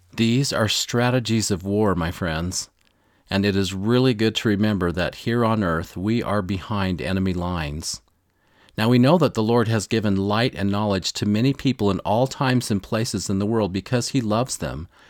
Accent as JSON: {"language": "English", "region": "Missouri", "country": "United States", "tie": "born or raised there", "said": "this reminds me of a story from my youth. I'm from Missouri, of course, right in the heart of the Bible Belt, and this amazing former pro football player came into our town"}